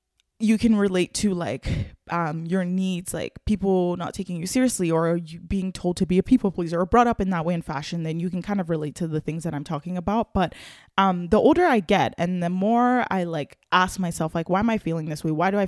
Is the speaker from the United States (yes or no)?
no; Nigeria; now in Canada; I'm Nigerian, and I lived a little bit of my life in Nigeria, and it's just like a way totally different experience, Christmas there versus here.